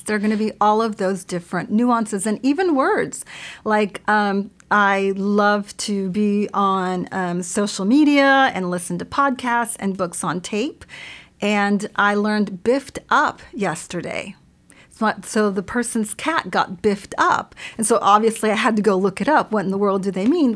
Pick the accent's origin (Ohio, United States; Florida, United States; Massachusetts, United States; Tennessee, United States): Florida, United States; South; English is a second language; moved away; I grew up in South Florida